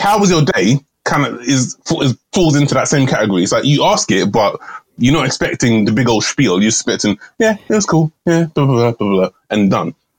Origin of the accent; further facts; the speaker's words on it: England, United Kingdom; Repping jolly old England